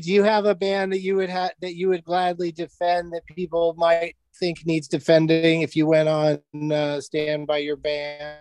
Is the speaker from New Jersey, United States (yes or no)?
no; San Diego, California, United States; I grew up in San Diego